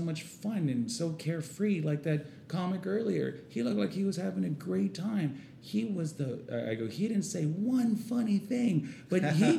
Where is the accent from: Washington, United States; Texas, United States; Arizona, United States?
Texas, United States; San Antonio; I'm from San Antonio.